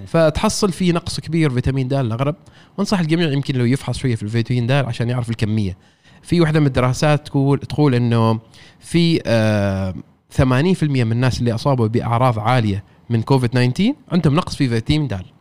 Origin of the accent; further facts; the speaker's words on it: Oman; انا شخص عماني اشتغل في رياده الاعمال